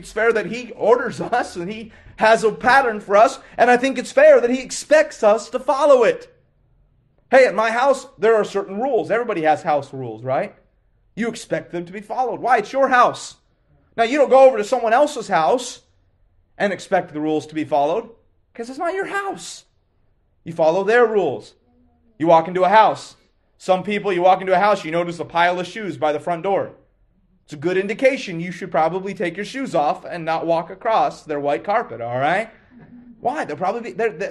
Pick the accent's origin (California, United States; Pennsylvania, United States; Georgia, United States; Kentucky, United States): Kentucky, United States; Lexington; I grew up in Lexington, Kentucky